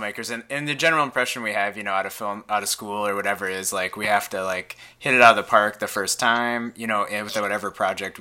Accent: Midwest, United States; growing up in the Midwest and smaller towns.

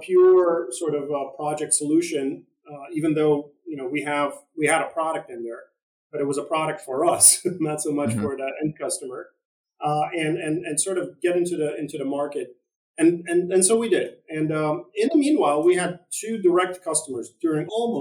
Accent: East Coast, United States; I'm from the East Coast

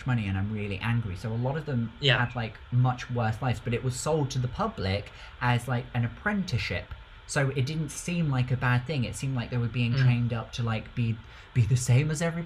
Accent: United Kingdom; as a Brit

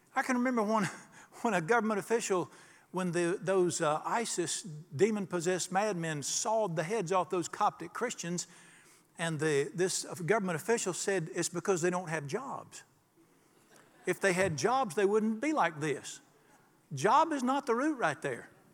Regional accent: Charlotte, North Carolina, United States; the day I was born in the Catholic hospital in Charlotte

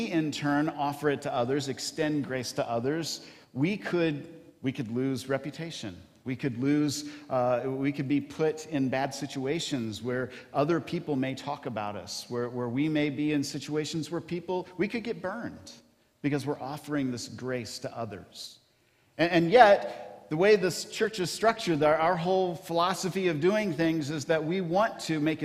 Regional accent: Kentucky, United States; moved away; I grew up in Kentucky

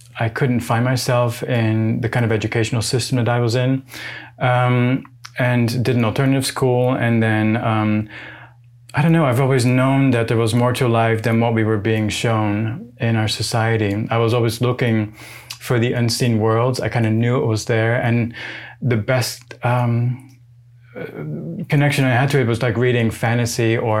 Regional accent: Netherlands; moved away as an adult; now in Los Angeles, United States; I'm from the Netherlands.

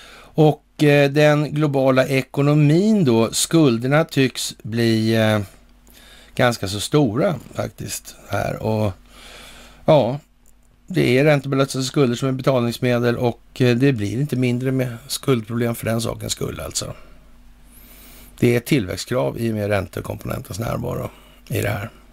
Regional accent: Sweden; här hemma i Sverige

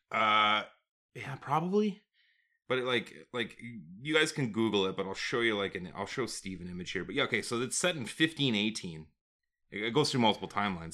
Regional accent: Calgary, Alberta, Canada; we're from Calgary

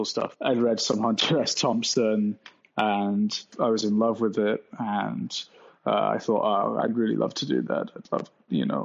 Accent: Bradford, Yorkshire and the Humber, United Kingdom; moved away as an adult; also born or lived in York; I am from Yorkshire in the north of the UK. I was born in a city called Bradford and grew up there for like 10 years or so. And then we moved to another city in Yorkshire called York

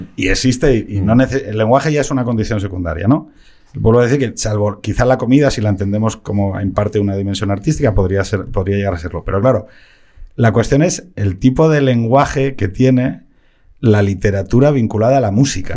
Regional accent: Gijón, Asturias, Spain; moved away; yo también me piro mm. de Gijón

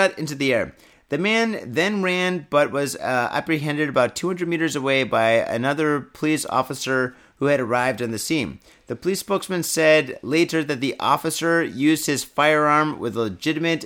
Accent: United States; to be American, 100%

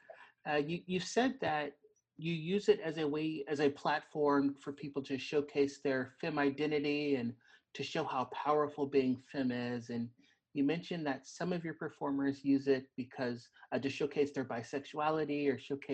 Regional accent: Oklahoma, United States; also born or lived in Fort Worth, Texas; I'm from Oklahoma. So we're both in Fort Worth, Texas when we're recording this, but I'm from Oklahoma.

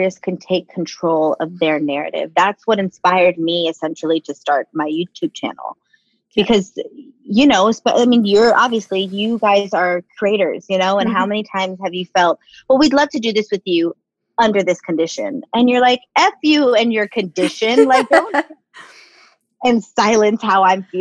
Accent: Los Angeles, California, United States; I'm born and raised in East LA Boyle Heights, so it's very close to my heart, to my home

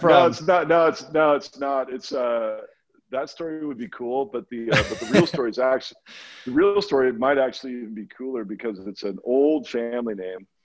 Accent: Pacific Northwest, United States; Um, so growing up in the Northwest, this was back in you know you had network television

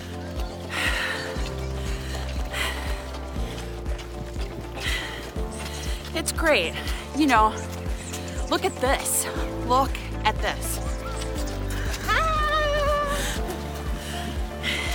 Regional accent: Cape Coral, Florida, United States; Welcome to Cape Coral. This is my hometown

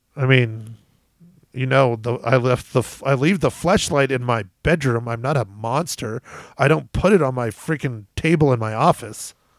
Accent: United States; as an American

